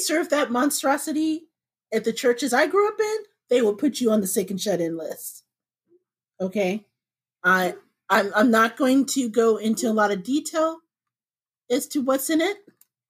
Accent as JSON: {"language": "English", "region": "Midwest", "country": "United States", "tie": "born or raised there", "said": "Now, I'm a Black woman in her 40s, but I was born and bred in the Midwest, okay? Apple picking, rollerblading, my junior high was the middle of a freaking cornfield."}